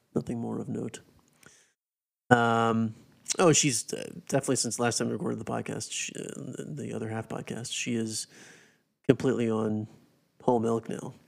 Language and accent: English; South Carolina, United States; growing up in the Carolinas, not really big N F L fans because being from South Carolina